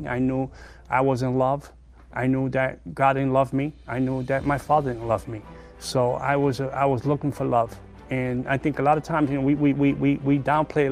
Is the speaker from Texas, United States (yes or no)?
no; New York City, New York, United States; I was born in the South Bronx